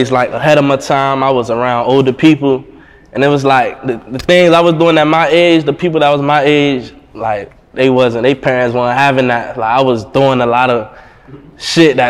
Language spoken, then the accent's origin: English; Miami, Florida, United States; growing up in Miami, it taught me how to move a certain way